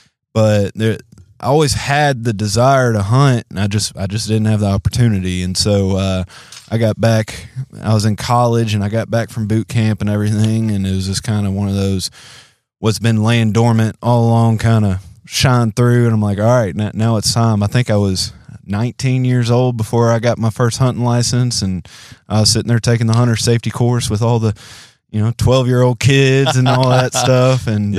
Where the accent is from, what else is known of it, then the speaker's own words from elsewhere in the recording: Memphis, Tennessee, United States; also born or lived in Louisiana; Born and raised in Memphis, Tennessee. Got a bunch of family down in Louisiana.